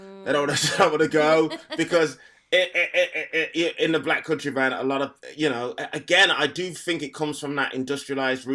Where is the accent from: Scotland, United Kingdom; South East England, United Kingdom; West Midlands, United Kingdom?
West Midlands, United Kingdom; Black Country; moved away; I'm definitely from the Black Country. And I don't know whether I would have been like that if I was still living there